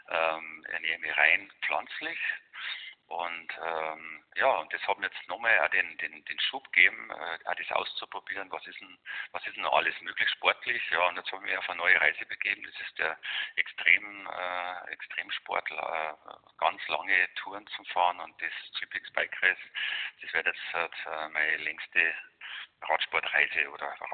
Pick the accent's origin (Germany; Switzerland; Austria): Germany; Garching an der Alz, Bavaria; Ich sitze jetzt da gerade, wo ich geboren bin, im Chiemgau, in Garching an der Alz. Da habe ich äh ja, jetzt seit 57 Jahre meines Lebens verbracht, äh, mehr oder weniger.